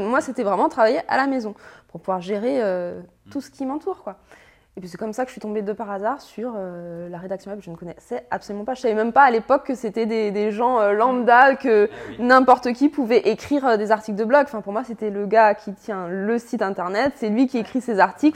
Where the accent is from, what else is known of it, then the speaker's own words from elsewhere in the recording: Annecy, Auvergne-Rhône-Alpes, France; 33 ans, je viens d'Annecy.